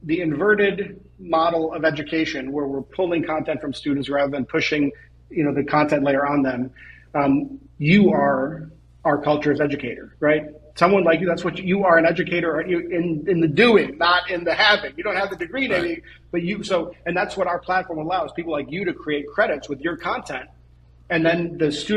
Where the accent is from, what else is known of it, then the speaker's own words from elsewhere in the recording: Israel; I was born in Israel